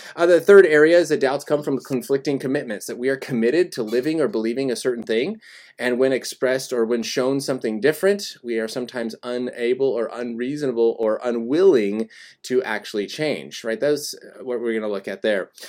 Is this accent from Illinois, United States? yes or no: no; Colorado, United States; now in California, United States; I was born and raised in Colorado